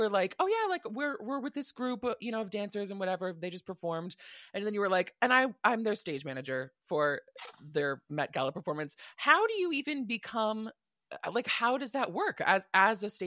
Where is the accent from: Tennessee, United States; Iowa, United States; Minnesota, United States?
Minnesota, United States; I'm being a Minnesota girly